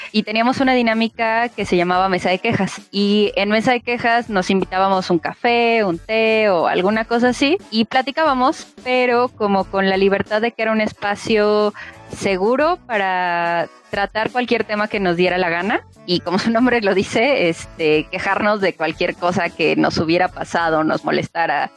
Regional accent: Milpa Alta, Mexico City, Mexico; somos de Milpalta

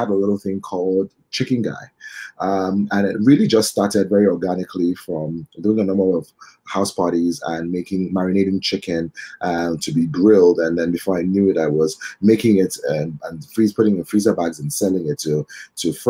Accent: Benin City, Edo, Nigeria; also born or lived in United Kingdom; now in Lagos, Nigeria; I was born in Benin City. I grew up between Benin City and Lagos for most of my life.

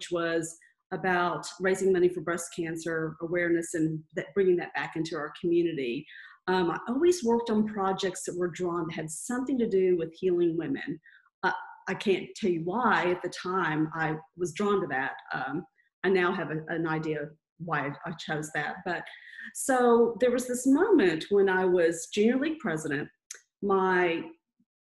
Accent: Texas, United States; moved away as an adult; now in Louisville, United States; I grew up in Texas, you know, the Southern Baptist, good girl

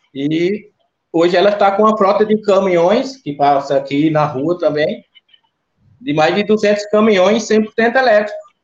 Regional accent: Garanhuns, Pernambuco, Brazil; also born or lived in Bezerros, Pernambuco; now in Itatiba, Brazil; eu sou pernambucano, natural de Bezerros. Me criei em Garanhuns.

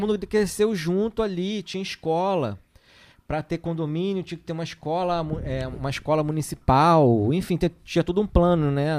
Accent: Rio de Janeiro, Brazil; moved away as an adult; now in Ubatuba, Brazil; eu sou, sou, criado no Rio, sou, sou carioca, né? Nascido lá no Rio

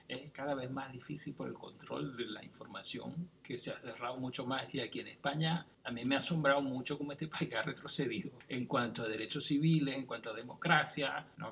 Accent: central Venezuela, Venezuela; also born or lived in Caracas; yo me crié en una ciudad del centro de Venezuela. ¿Sí? Yo nací en Caracas, pero me crié ahí y después yo regresé a Caracas a estudiar la universidad

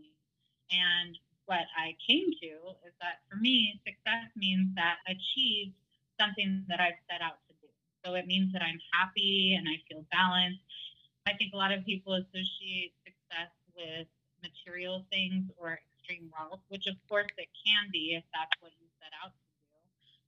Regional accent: San Francisco Bay Area, Northern California, United States; I'm from the San Francisco Bay Area in Northern California

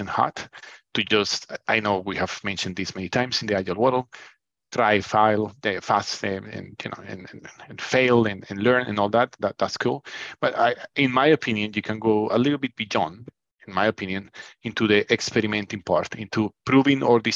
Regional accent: Colombia; now in United Kingdom; I'm originally from Colombia. I've been in the UK for probably 20 years.

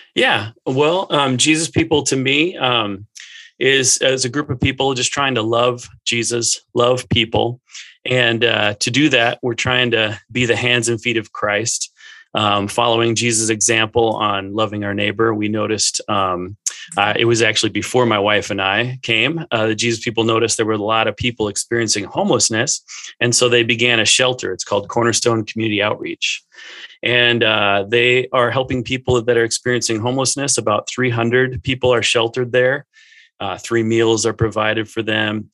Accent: Minnesota, United States; I grew up in Minnesota

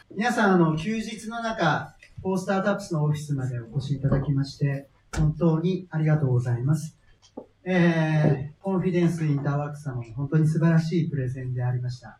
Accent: Fukuoka, Japan; 私は福岡の出身です。で、なんかまあ、たまたまですけど、中高のクラスメイトは孫泰造とか、堀江貴文です

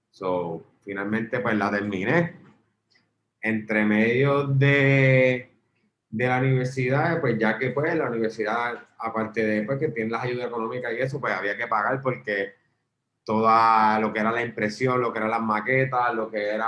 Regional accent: Mayagüez, Puerto Rico; also born or lived in Ponce; yo soy natural de Mayagüez.

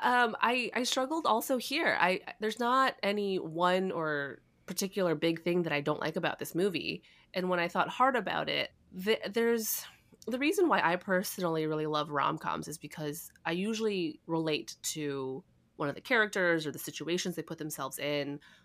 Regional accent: Chicago, Illinois, United States; moved away; I'm originally from Chicago

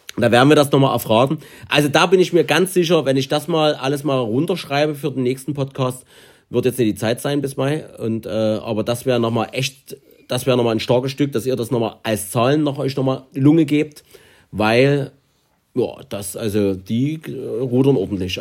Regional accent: Germany; wir kommen zufällig aus Deutschland

